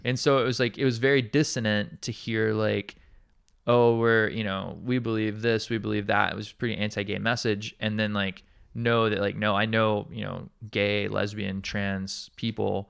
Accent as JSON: {"language": "English", "town": "Montgomery", "region": "Alabama", "country": "United States", "tie": "born or raised there", "moved": "yes", "lives_now": "Hawaii, United States", "said": "my hometown, uh, it's a very large city, uh, called Montgomery, Alabama"}